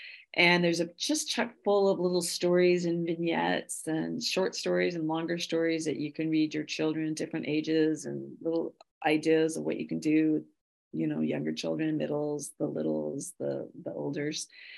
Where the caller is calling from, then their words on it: Chevy Chase, Maryland, United States; I come to you from Chevy Chase, Maryland, just about 20 minutes from the White House in Washington, D.C.